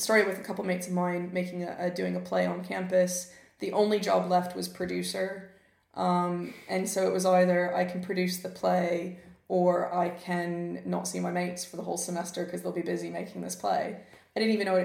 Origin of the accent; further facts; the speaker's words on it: Memphis, Tennessee, United States; now in United Kingdom; I grew up in Memphis, Tennessee